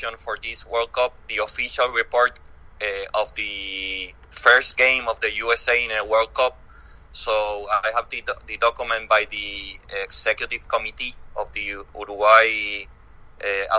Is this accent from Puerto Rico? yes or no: yes; Puerto Rico; moved away as an adult; also born or lived in Chile / Argentina / Miami; I'm actually from Puerto Rico, but I moved to Chile in 2002